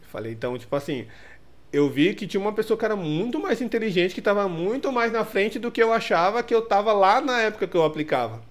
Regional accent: Ferraz de Vasconcelos / Suzano area, São Paulo, Brazil; now in São Paulo, Brazil; lá da minha cidade, né? Era os carinhas de lá, o, a, a, os dois estúdios de Ferraz e o de, e o de Suzano.

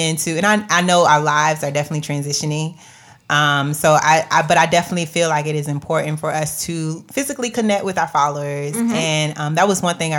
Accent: Jacksonville, Florida, United States; I am from Duval County

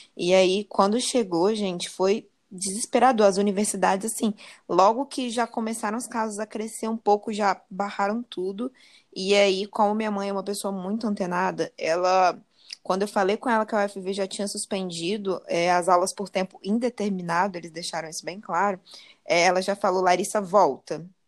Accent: Brazil; como brasileiras

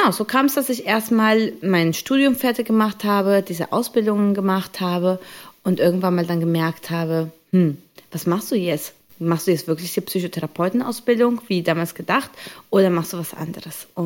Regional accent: Colombia; Ich komme ursprünglich aus Kolumbien und habe da Salsa und Bachata ähm, gelernt äh, aus meiner Kindheit und mit meinen Geschwistern.

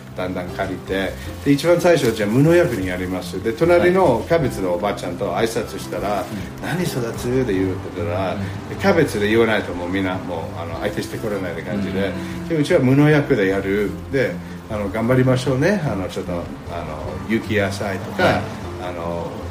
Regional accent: New York, United States; Japanese is a second language; moved away as an adult; also born or lived in Tokyo, Japan; now in Narusawa, Japan; あのアメリカのニューヨーク州の生まれ育ちで

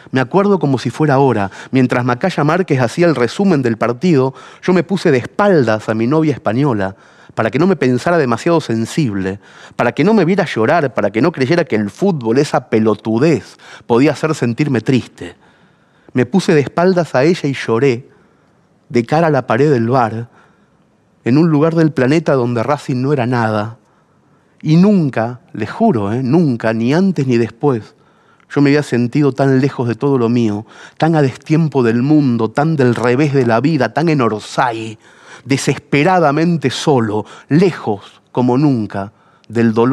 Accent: Argentina; now in Spain; Los taxistas, al escuchar mi acento, querían saber cómo es posible, tío, un país tan rico, gente tan culta. Argentina se estaba yendo a la mierda como siempre, es decir, más que nunca, pero esta vez yo no estaba.

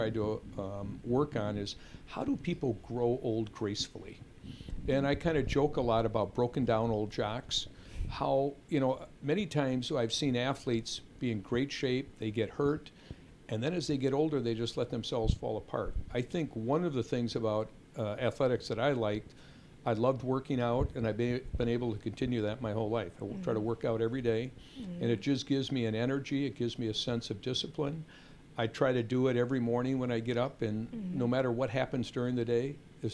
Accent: Madison, Wisconsin, United States; I grew up in Madison

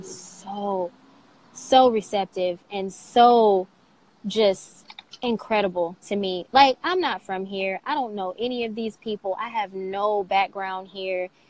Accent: Saginaw, Michigan, United States; moved away as an adult; also born or lived in Fort Wayne, Indiana; now in Cincinnati, United States; Saginaw, Michigan is is my hometown

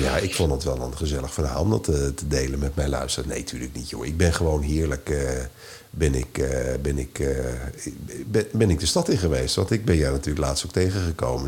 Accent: Netherlands

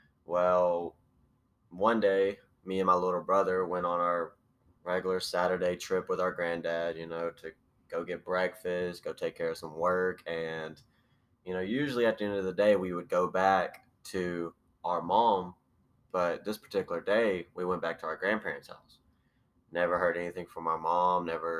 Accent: Enterprise, Alabama, United States; I am from Enterprise, Alabama. If you don't know where that is, it's like a little, not really a small city, but it's a city below Troy, Alabama.

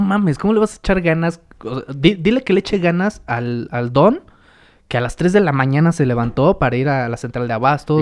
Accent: Mexico

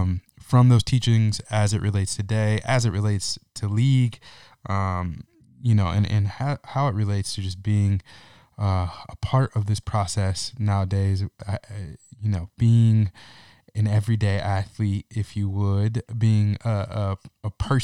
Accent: Lansing, Michigan, United States; my own experience growing up in Lansing, Michigan, and for the most part going to an all-white Christian school until I was a junior in high school.

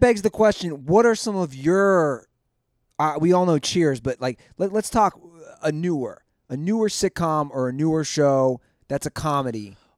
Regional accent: Cincinnati, Ohio, United States; my hometown of Cincinnati.

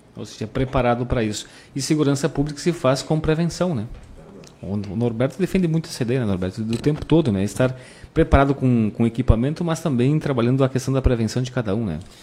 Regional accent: Rio Grande do Sul, Brazil; nós temos também esse privilégio, como gaúchos

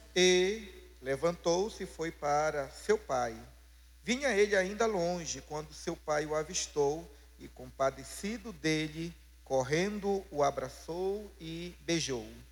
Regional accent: Pará, Brazil; como paraense

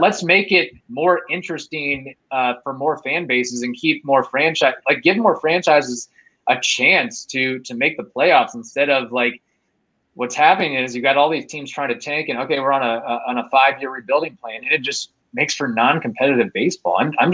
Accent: Louisville, Kentucky, United States; growing up in Louisville

